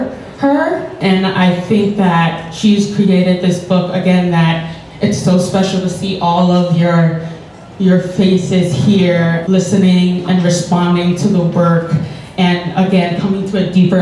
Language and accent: English; New York City, New York, United States; I grew up in Bed-Stuy